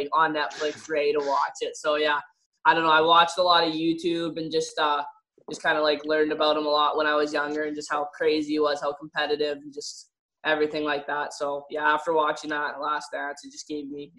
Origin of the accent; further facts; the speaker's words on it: Mission, British Columbia, Canada; I'm from Mission, but I just played in Abbotsford